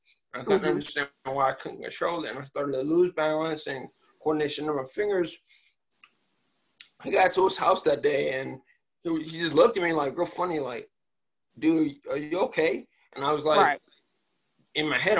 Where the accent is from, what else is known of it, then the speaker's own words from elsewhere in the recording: Richmond, Virginia, United States; born there; also born or lived in Maryland; I was born in Richmond, Virginia. Moved to Upper Marlboro, Maryland, which is where I currently am.